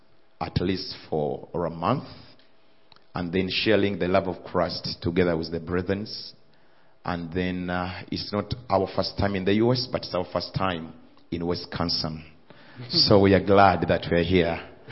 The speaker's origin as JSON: {"language": "English", "country": "Uganda", "said": "So we are from East Africa. We are from Uganda."}